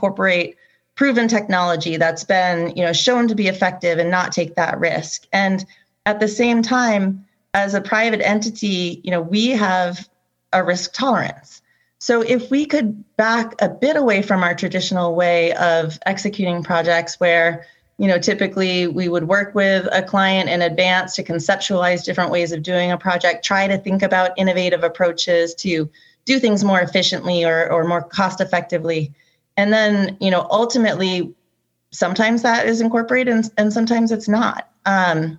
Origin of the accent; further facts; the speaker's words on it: New Hampshire, United States; I grew up in New Hampshire